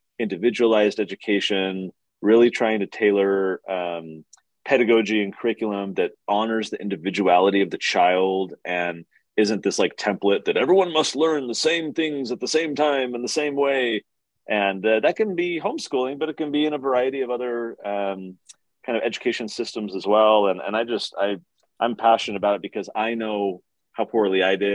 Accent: Poway, California, United States; I grew up in San Diego. So I went to the public schools down there, a city called Poway in the North County

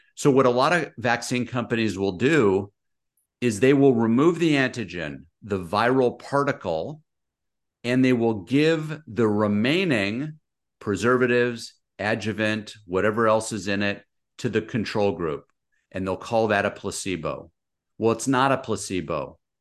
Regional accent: Los Angeles, California, United States; moved away as an adult; now in Orange County, United States; I grew up out in San Fernando Valley, moved further south, U S C, U C Irvine. Now I'm in Orange County.

